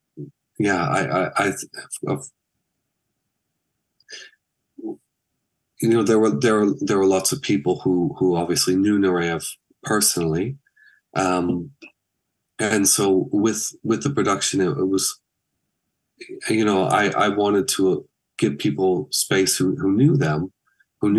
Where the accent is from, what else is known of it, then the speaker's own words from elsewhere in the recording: Michigan, United States; moved away; when I was young and growing up in Michigan